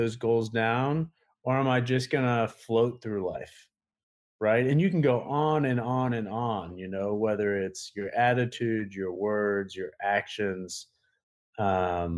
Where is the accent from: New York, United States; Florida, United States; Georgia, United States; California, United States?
Florida, United States; Tampa; play arena football in Tampa, which is, you know, my hometown.